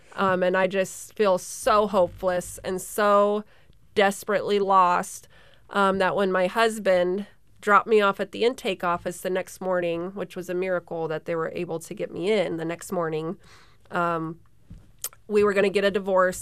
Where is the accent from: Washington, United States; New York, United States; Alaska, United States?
Alaska, United States; Sterling; Born and raised in Sterling, in Alaska